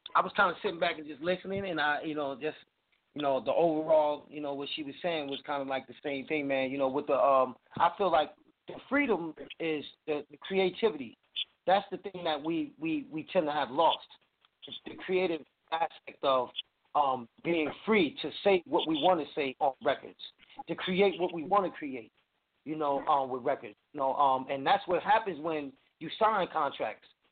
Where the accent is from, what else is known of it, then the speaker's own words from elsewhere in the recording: New Jersey, United States; now in North Carolina, United States; I was born and raised up in New Jersey